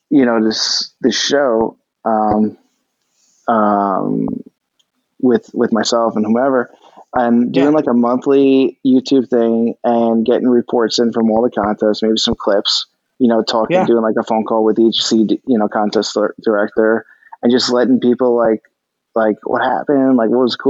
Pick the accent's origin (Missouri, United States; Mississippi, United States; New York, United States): New York, United States; I'm from New York